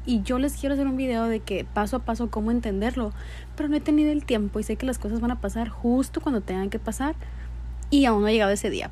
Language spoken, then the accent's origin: Spanish; Mexico; Yo soy mexicana